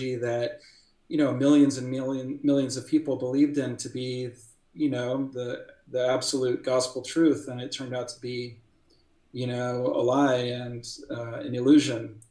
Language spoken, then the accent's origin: English; St. Louis, Missouri, United States; I am from St. Louis, Missouri. I was born and raised there